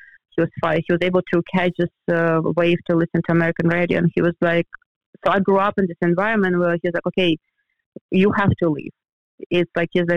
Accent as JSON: {"language": "English", "region": "European Russia", "country": "Russia", "tie": "born or raised there", "also_born_or_lived": "Florida, United States", "moved": "as an adult", "lives_now": "Los Angeles, United States", "said": "I grew up in the European part where we had four seasons"}